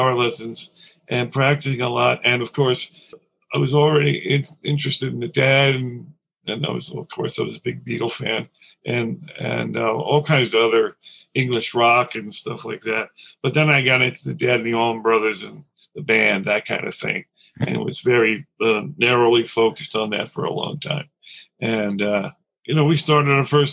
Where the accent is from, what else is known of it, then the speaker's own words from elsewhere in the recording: New York City, New York, United States; also born or lived in Nassau County, Long Island; I grew up in Queens in Astoria, and we moved out to Nassau County, to Long Island